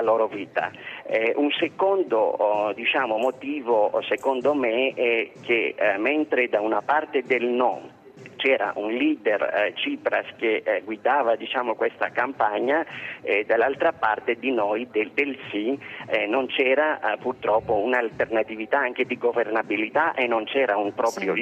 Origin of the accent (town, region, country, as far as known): Greece